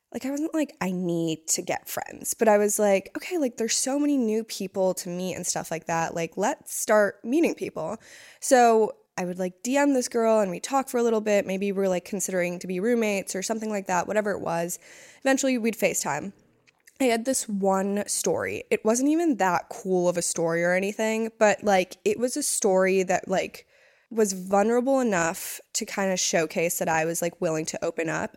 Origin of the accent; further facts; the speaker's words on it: East Coast, United States; moved away; also born or lived in Hawaii; I was from the East Coast